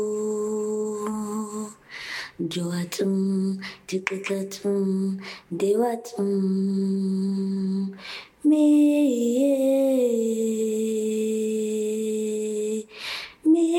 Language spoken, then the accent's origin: English; Kimberley, Northern Cape, South Africa; I'm from the Northern Cape, Kimberley